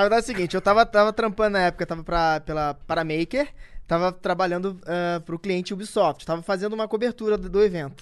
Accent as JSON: {"language": "Portuguese", "region": "Rio de Janeiro", "country": "Brazil", "tie": "born or raised there", "said": "eu sou nascido e criado na Cidade de Deus"}